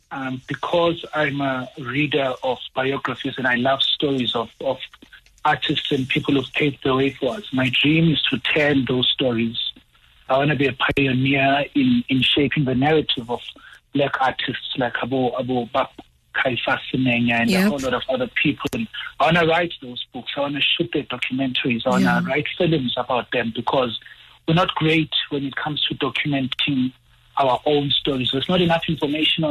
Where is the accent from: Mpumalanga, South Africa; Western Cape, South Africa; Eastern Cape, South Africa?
Mpumalanga, South Africa; I'm from Mpumalanga.